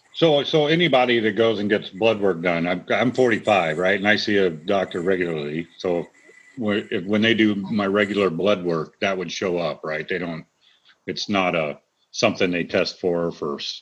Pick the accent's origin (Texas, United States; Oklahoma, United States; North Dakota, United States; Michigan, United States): Texas, United States; also born or lived in Washington; now in Maple Valley, United States; I grew up in Texas, and it gets super hot there. But I've I've been here for uh, 20 years